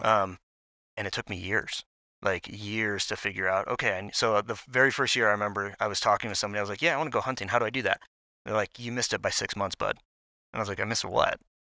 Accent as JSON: {"language": "English", "region": "Maryland", "country": "United States", "tie": "born or raised there", "moved": "as an adult", "lives_now": "Salt Lake City, United States", "said": "I grew up in Maryland"}